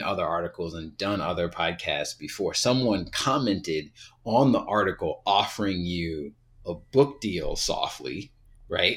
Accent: Southern Virginia, United States; I'm from Southern Virginia, like, these things were playing in the background when I was a kid

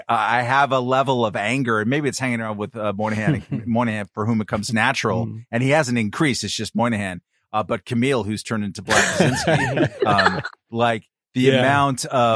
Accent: California, United States; now in Brooklyn, United States; I'm from California.

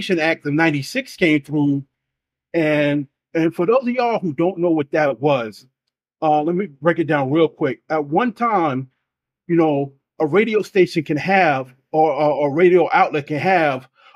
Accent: New York City, New York, United States; Being in New York, and I love my hometown, I love my city

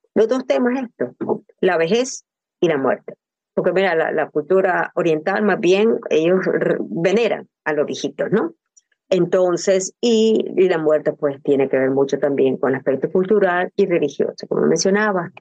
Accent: Nicaragua; moved away; soy nicaragüense

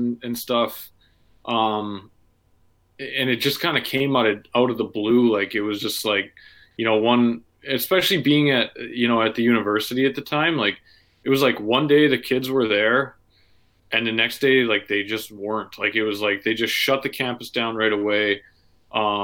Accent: Red Deer, Alberta, Canada; I grew up in Red Deer.

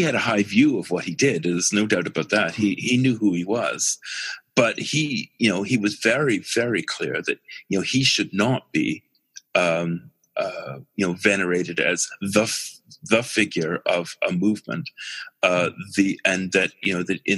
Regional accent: Winnipeg, Manitoba, Canada; moved away; also born or lived in Halifax, Nova Scotia; I have enormous affection for Winnipeg, because that's where I grew up

